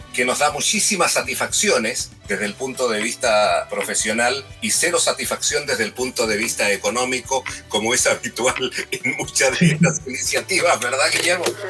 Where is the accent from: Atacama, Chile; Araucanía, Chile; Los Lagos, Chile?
Atacama, Chile; Copiapó; moved away; also born or lived in near Pueblo Hundido, Chile / Netherlands; Yo ahí nací, eh, estuve cinco años, nació mi hermano también, Lincoln, el año 52, y nos trasladamos a la ciudad de Copiapó entre cinco años y medio, seis años. Ahí cursé mis estudios